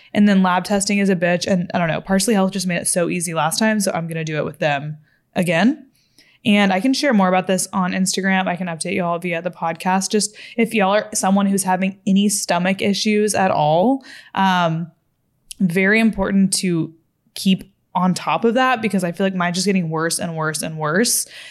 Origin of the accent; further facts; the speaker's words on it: Fort Worth, Texas, United States; moved away as an adult; also born or lived in Los Angeles, California; I'm from Fort Worth, Texas